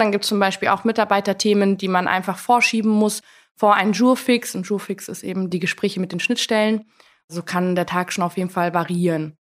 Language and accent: German; Allgäu, Bavaria, Germany; moved away as an adult; also born or lived in Koblenz; Ich komme eigentlich aus dem Allgäu, bin dort geboren und aufgewachsen